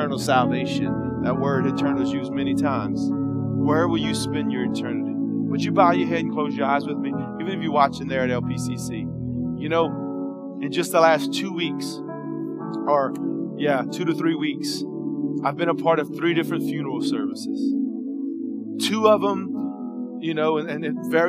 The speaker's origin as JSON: {"language": "English", "region": "South Louisiana", "country": "United States", "tie": "born or raised there", "said": "growing up in South Louisiana"}